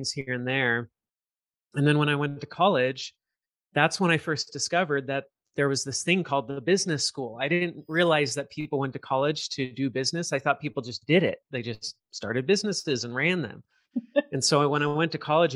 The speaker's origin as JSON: {"language": "English", "region": "Southern California", "country": "United States", "tie": "born or raised there", "said": "I grew up in Southern California."}